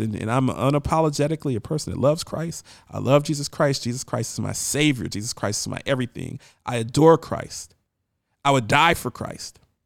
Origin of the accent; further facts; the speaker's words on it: Ohio, United States; I'm from Ohio